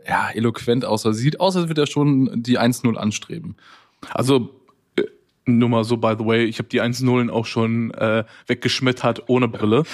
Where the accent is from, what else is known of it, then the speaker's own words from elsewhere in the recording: Waltrop, North Rhine-Westphalia, Germany; now in Cologne, Germany; ich komme ja eigentlich aus der Nähe von Dortmund. Das, sind, das nennt sich Waltrop.